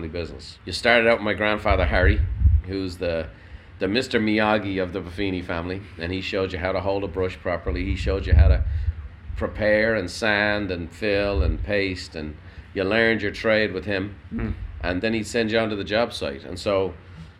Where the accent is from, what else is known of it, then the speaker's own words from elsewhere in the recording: Dublin, Leinster, Ireland; moved away as an adult; now in United States; I grew up in Dublin. I was a city boy